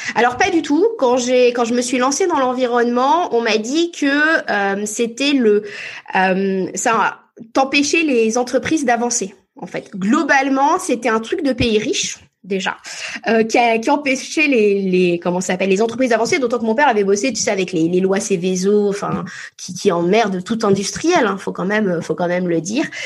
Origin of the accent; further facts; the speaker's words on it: France; also born or lived in Paris / Cotentin, Normandy; j'ai grandi entre Paris et la Normandie